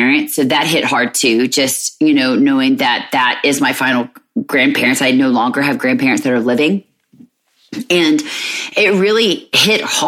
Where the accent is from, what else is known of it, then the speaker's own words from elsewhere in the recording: Alabama, United States; moved away as an adult; we're originally from Alabama because that's where their dad and I grew up.